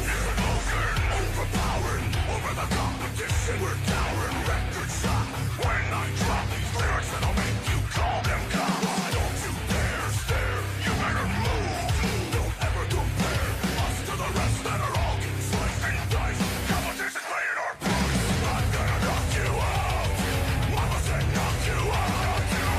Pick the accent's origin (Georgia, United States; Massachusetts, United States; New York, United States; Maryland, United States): Georgia, United States; we're from Georgia